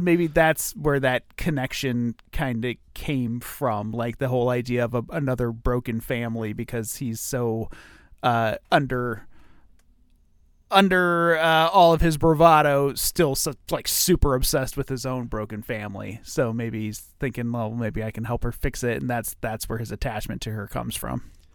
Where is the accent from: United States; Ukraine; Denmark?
United States; Ohio; I grew up in Ohio